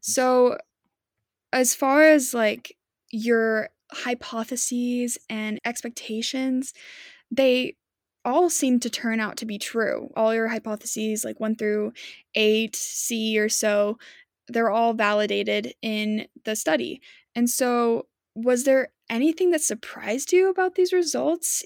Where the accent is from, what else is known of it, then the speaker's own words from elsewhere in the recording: Utah, United States; growing up in Utah, there's a lot of emphasis on religion around here